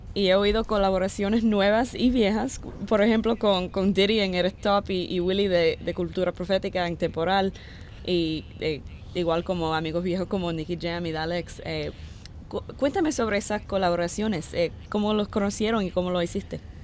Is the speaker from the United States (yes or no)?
no; Cuba; yo soy cubana